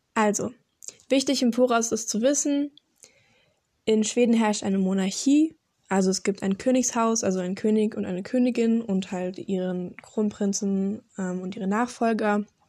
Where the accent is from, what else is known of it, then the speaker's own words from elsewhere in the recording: Karlsruhe, Baden-Württemberg, Germany; Ich komme aus Deutschland, Karlsruhe